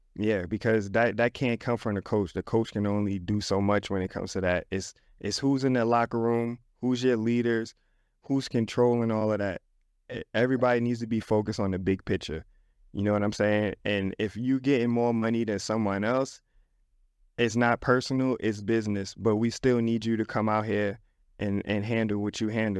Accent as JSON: {"language": "English", "town": "New York City", "region": "New York", "country": "United States", "said": "I'm an inner city kid. I come from the Bronx."}